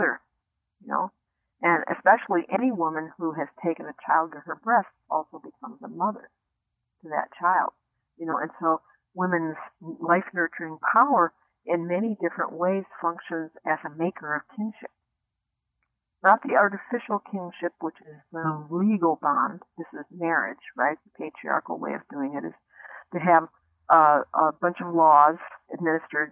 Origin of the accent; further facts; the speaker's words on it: United States; I grew up in the United States